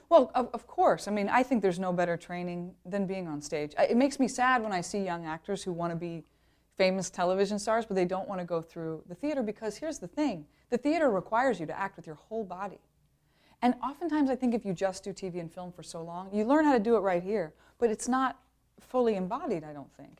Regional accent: Ohio, United States; moved away; also born or lived in Wisconsin; I'm from Ohio. I went to school in Wisconsin.

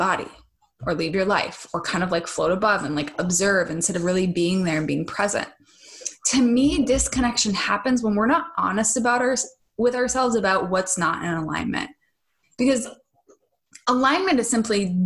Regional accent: Minnesota, United States; moved away; when I spend time back in Minnesota

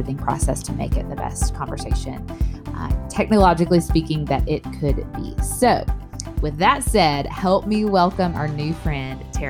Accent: Northeast Tennessee, United States; moved away as an adult; also born or lived in Knoxville, Tennessee; now in South Mississippi, United States; I was born in Northeast Tennessee in like the Tri-Cities area

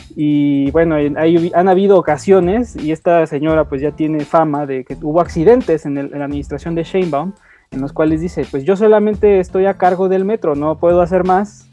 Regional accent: Mexico City, Mexico; como capitalinos, como ciudadanos, como mexicanos

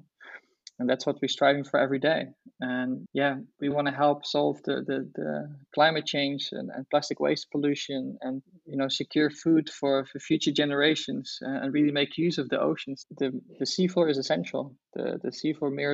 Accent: Netherlands; I grew up in Holland

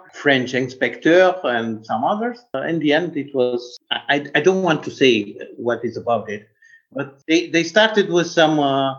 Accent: Bucharest, Romania; English is a second language; I'm from Bucharest

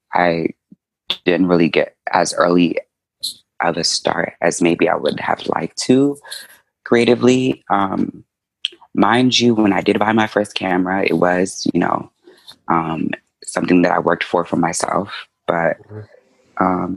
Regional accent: Maryland, United States; I was born in Maryland.

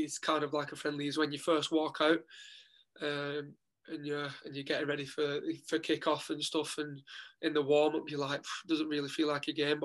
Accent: Wigan, North West England, United Kingdom; moved away as an adult; now in Dundalk, Ireland; representing my hometown club

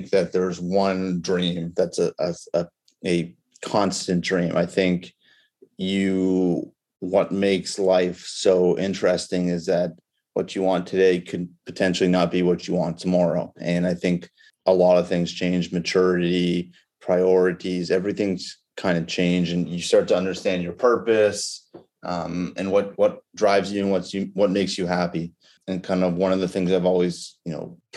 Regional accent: Toronto, Ontario, Canada; moved away as an adult; also born or lived in Chicago, Illinois; I was born and raised in Toronto, grew up at Bayview Golf Country Club

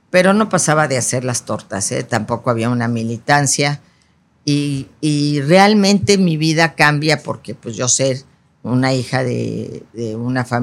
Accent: Mexico City, Mexico; Soy chilanga.

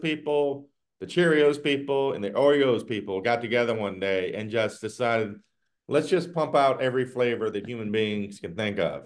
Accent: the South, United States; now in Northern Virginia, United States; growing up in the South

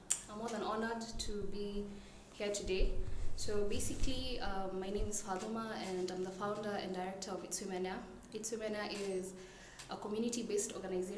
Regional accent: Nairobi, Kenya; I was born and raised here in Nairobi.

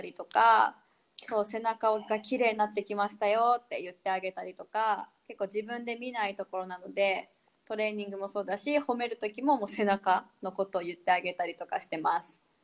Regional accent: Abashiri, Hokkaido, Japan; moved away as an adult; also born or lived in Okinawa; now in Itoman, Japan; 出身はえっ、ー、と網走北海道網走市っていうところが地域が出身なんで

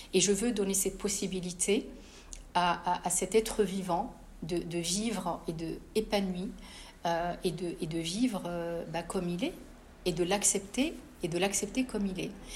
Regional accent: Casablanca, Casablanca-Settat, Morocco; moved away as an adult; now in France; J'ai grandi à, à Casablanca

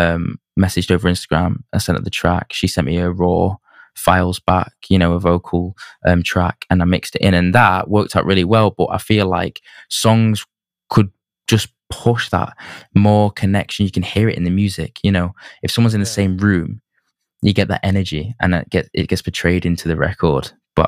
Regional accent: Manchester, North West England, United Kingdom; I think the music scene, I'm being biased, but I think the music scene in Manchester is like one of the best

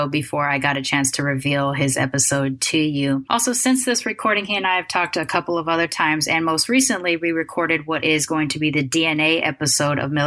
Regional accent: Long Beach, California, United States; I grew up in Long Beach during the time … was coming up.

